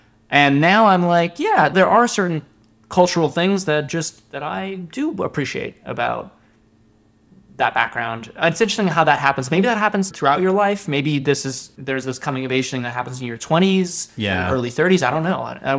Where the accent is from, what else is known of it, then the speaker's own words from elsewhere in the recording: Japan; born there; And that was because I was born in Japan, and there was this sense of...